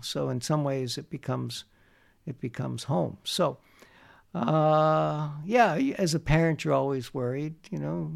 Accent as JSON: {"language": "English", "region": "New Jersey", "country": "United States", "tie": "born or raised there", "also_born_or_lived": "Bayonne, New Jersey / Bound Brook, New Jersey", "moved": "as an adult", "lives_now": "Montreal, Canada", "said": "growing up in New Jersey, I was in Bound Brook, New Jersey at the time"}